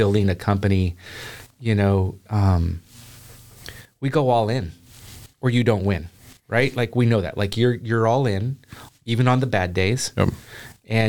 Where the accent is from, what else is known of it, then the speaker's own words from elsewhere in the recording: the Northwest, Pacific Northwest, United States; moved away as an adult; now in Chattanooga, United States; I'm from the Northwest.